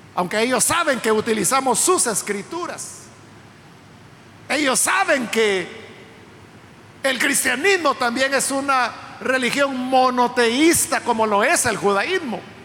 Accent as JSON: {"language": "Spanish", "country": "El Salvador", "said": "Nosotros somos ciudadanos salvadoreños porque nacimos en este país"}